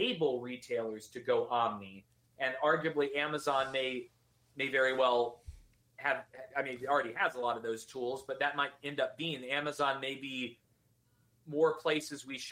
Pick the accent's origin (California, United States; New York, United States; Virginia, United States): Virginia, United States; I'm from Virginia